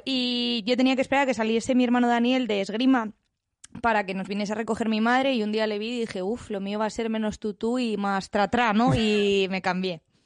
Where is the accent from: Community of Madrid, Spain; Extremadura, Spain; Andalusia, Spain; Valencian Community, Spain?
Community of Madrid, Spain; Villanueva de la Cañada; yo soy de Villanueva de la Cañada